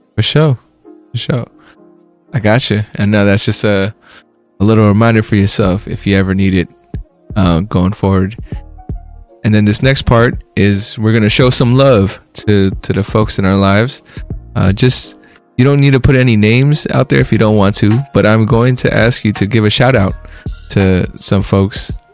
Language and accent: English; United States; also born or lived in Philippines; I was raised in America. I was born in the Philippines, moved here when I was four, so pretty much American.